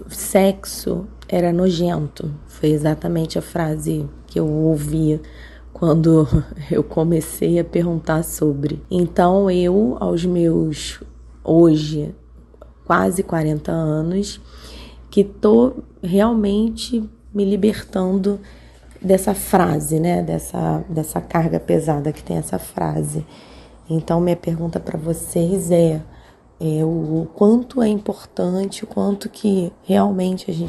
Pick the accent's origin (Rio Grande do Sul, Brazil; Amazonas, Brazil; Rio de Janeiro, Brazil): Rio de Janeiro, Brazil; tenho 39 anos, sou do Rio de Janeiro.